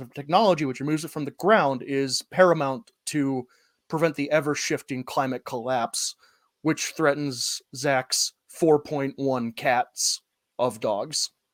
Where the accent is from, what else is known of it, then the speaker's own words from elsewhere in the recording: Northwest Ohio, United States; I grew up in Northwest Ohio, the Rust Belt